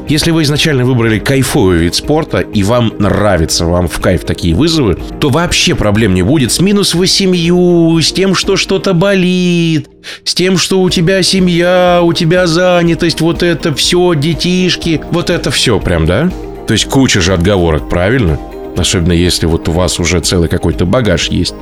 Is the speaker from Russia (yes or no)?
yes; Novokuznetsk, Kemerovo Oblast, Russia; moved away; а я сам из Новокузнецкой